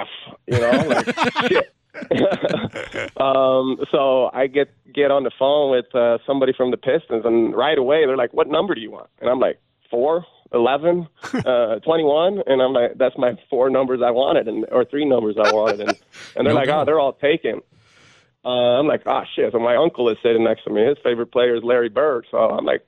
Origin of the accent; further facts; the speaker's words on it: Sweden; moved away as an adult; I'm from Sweden